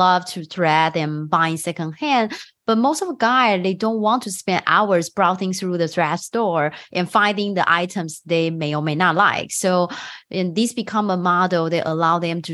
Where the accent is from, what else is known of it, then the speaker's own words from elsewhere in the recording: Taiwan; now in United States; Phoebe and I, we are both immigrants. I'm from Taiwan